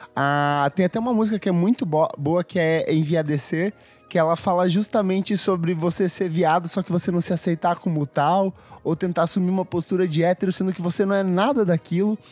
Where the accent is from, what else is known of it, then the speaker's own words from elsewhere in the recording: South Region, Brazil; eu sou do Sul